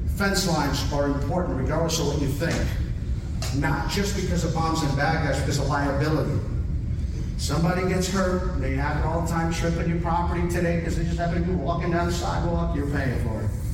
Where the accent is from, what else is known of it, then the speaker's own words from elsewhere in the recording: Florida, United States; moved away; also born or lived in California; I am from Florida.